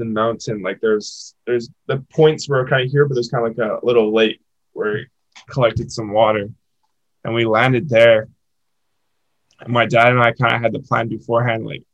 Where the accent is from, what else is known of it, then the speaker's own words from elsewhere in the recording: North Vancouver, British Columbia, Canada; moved away; my hometown. This place called Lynn Canyon